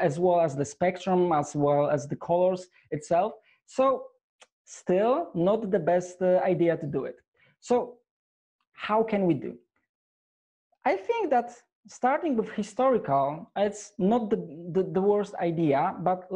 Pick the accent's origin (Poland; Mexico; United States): Poland; I'm from Poland.